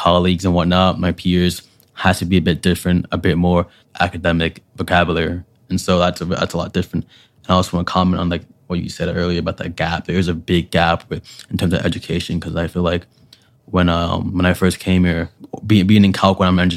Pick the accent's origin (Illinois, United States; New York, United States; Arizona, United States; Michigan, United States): New York, United States; New York City; moved away as an adult; also born or lived in Syracuse, New York; I'm from Brooklyn, New York City